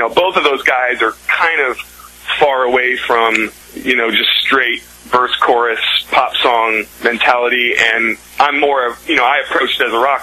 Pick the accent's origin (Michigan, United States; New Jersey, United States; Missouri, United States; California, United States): Missouri, United States; St. Louis; born or raised there